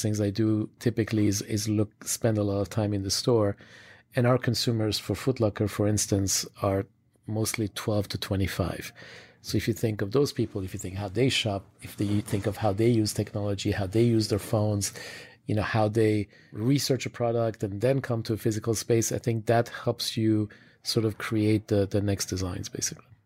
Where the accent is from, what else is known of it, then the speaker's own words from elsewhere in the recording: Switzerland; I grew up in Switzerland